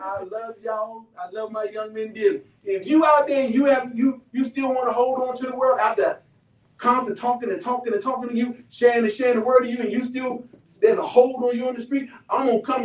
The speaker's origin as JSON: {"language": "English", "town": "Washington", "region": "District of Columbia", "country": "United States", "tie": "born or raised there", "said": "I'm from Southeast Washington, D.C. One of the poorest areas in the District of Columbia."}